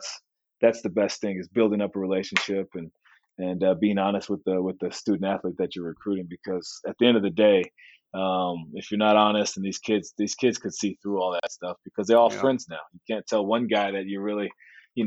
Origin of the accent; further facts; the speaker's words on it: Santa Barbara, California, United States; moved away as an adult; I was from Santa Barbara